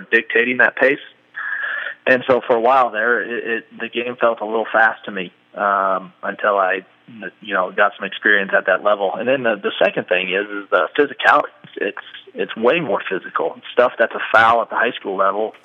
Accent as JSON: {"language": "English", "region": "Iowa", "country": "United States", "tie": "born or raised there", "said": "we grew up in in Iowa"}